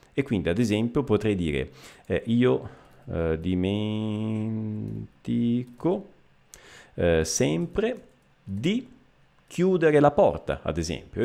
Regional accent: Messina, Sicily, Italy; Io sono eh, messinese, eh, quindi siciliano di Messina, della città di Messina

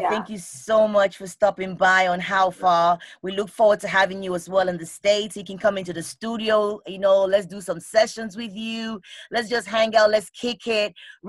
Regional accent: Lagos, Nigeria; I was born in Lagos. I grew up in Suleri.

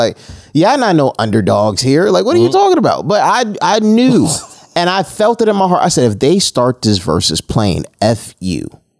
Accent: Westchester, New York, United States

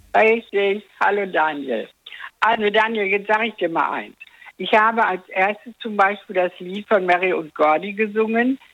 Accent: Dortmund, North Rhine-Westphalia, Germany; now in Eifel, Germany; ich bin ja aus Dortmund

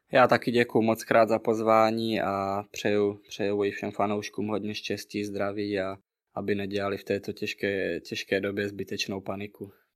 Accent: Czechia; moved away as an adult; now in Bratislava, Slovakia; jsem z Česka

